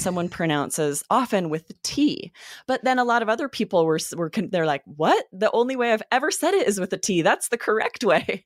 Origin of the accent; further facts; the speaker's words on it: the Northwest, Pacific Northwest, United States; I grew up in the Northwest